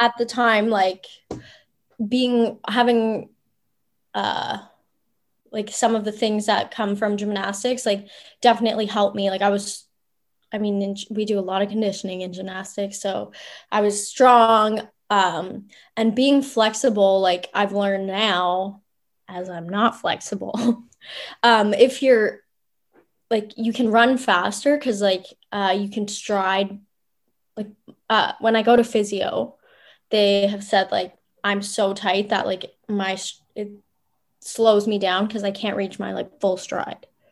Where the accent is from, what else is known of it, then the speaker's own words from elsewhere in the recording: Ottawa, Ontario, Canada; moved away as an adult; also born or lived in Memphis; now in Akureyri, Iceland; I grew up in Orleans. Um, went to high school in Orleans